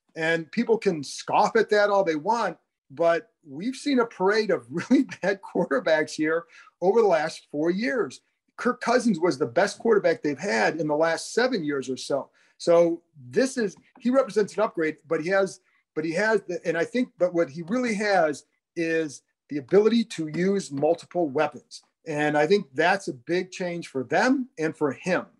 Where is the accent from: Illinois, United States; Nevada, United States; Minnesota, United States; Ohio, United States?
Ohio, United States; Cleveland; moved away; I grew up in the Cleveland area